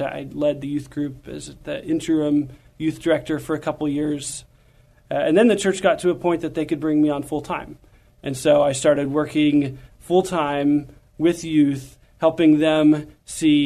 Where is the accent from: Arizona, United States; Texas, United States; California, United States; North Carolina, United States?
Texas, United States; San Antonio; also born or lived in Universal City, Texas; I grew up here in San Antonio and over in the Universal City area, northeast part of town.